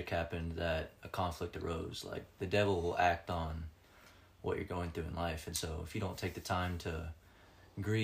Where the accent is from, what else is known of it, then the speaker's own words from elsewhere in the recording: Florida, United States; I'm from the great state of Florida